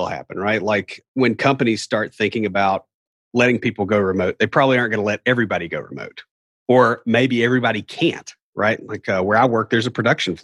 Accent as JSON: {"language": "English", "town": "Nashville", "region": "Tennessee", "country": "United States", "accent": "hillbilly", "said": "I'm from Nashville"}